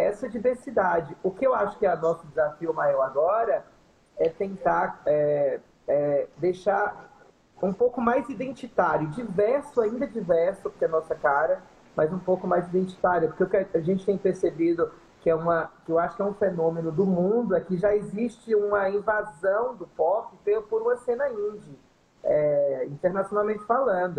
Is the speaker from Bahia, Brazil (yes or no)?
yes; sertão of Bahia, Brazil; eu sou do sertão da Bahia